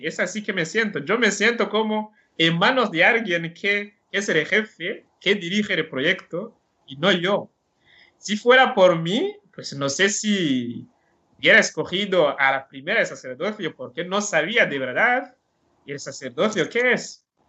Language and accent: Spanish; Burundi; Spanish is a second language; moved away as an adult; now in Alcoy, Spain; esta falta de sacerdotes que teníamos ahí en Burundi, porque os he dicho que en mi pueblo no había